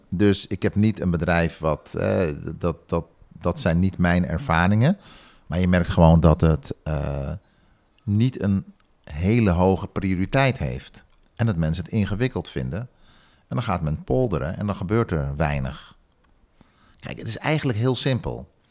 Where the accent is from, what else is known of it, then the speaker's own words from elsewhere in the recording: Suriname; now in Netherlands; doordat ik in Nederland ben geboren, mijn jeugd in Suriname heb doorgebracht en toen weer terug ben gekomen, kan ik goed schakelen in beide samenlevingen.